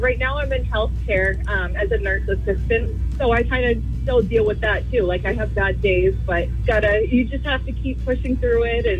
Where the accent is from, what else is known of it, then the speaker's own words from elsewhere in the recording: Goffstown, New Hampshire, United States; I'm from Goffstown.